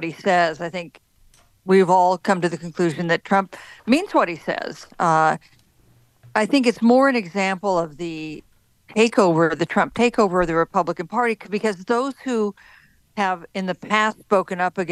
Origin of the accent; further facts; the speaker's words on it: Wichita, Kansas, United States; moved away; I was born and raised in Wichita